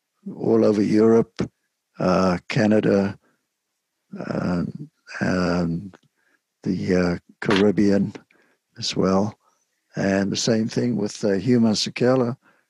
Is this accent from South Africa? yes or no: yes; Cape Town, Western Cape, South Africa; now in United States; Now, I didn't play the penny whistle growing up in Cape Town, but this folk singer that I worked with, …, he wanted me to play the penny whistle